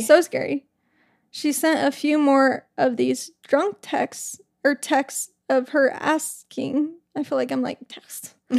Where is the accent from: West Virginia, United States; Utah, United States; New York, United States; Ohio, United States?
Utah, United States; I'm from Utah